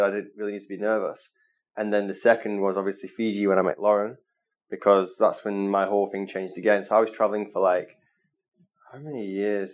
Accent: Manchester, North West England, United Kingdom; moved away as an adult; now in Bali, Indonesia

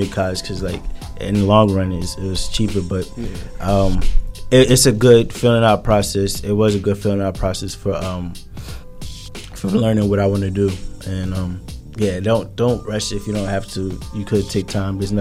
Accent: Linden, New Jersey, United States; growing up in Linden

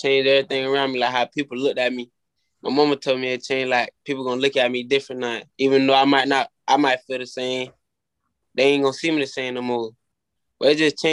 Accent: Orlando, Florida, United States; growing up in Orlando? It wasn't no Disney World and sunshine for me

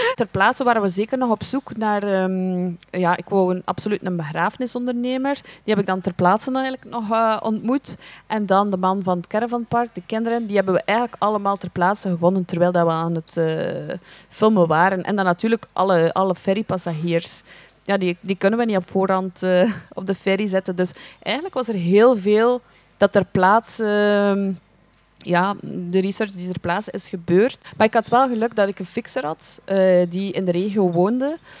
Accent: Belgium; wij zijn Belgen, wij komen naar hier

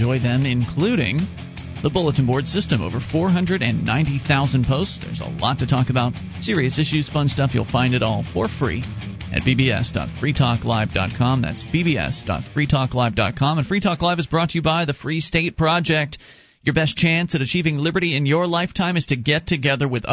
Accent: Sarasota, Florida, United States; moved away; down in Sarasota, which is where I was born and raised down in Florida

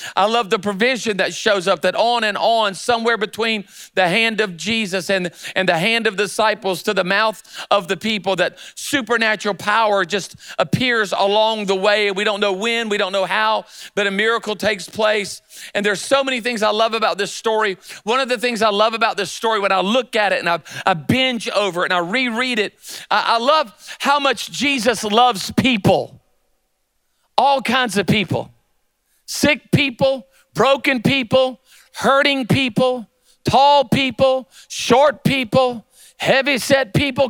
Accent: Myrtle Beach, South Carolina, United States; moved away as an adult; also born or lived in Charlotte, North Carolina / Louisiana; now in Birmingham, United States; I was born in Charlotte but raised in Myrtle Beach, South Carolina

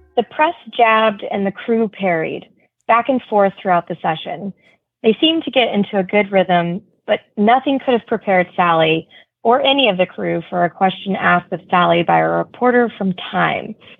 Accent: outside of Houston, Texas, United States; I grew up outside of Houston

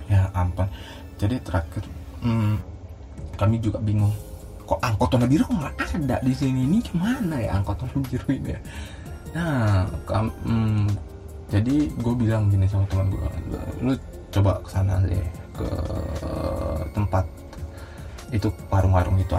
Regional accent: Medan, North Sumatra, Indonesia; oh kalian dari mana rupanya dari Medan oh iya di Medan kan biasanya ada no, ah, nomor angkot kan ya

